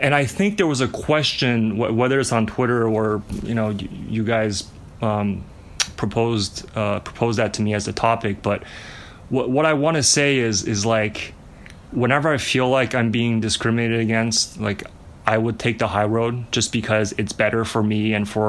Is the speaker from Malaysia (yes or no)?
no; Montreal, Quebec, Canada; also born or lived in China; I was born in China. We moved to Montreal when I was in first grade